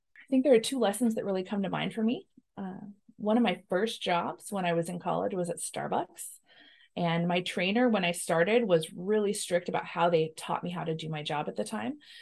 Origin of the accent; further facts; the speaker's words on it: Washington, United States; We're both from Washington, uh, have spent the majority of our, our lives here